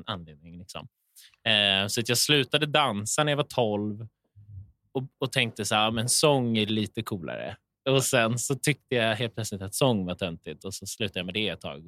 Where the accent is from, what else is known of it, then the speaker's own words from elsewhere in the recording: Åkersberga, Stockholm County, Sweden; Jag är från Åkersberga, norr om mm. Stockholm